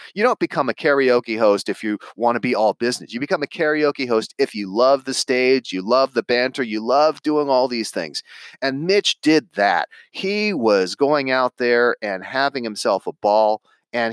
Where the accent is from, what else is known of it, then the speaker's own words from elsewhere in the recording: Santa Monica, California, United States; I grew up in Los Angeles in Santa Monica, California